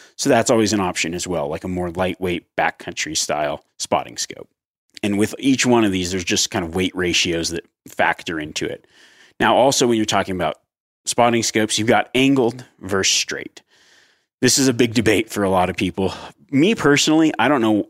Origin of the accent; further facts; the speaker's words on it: Nevada, United States; growing up in Nevada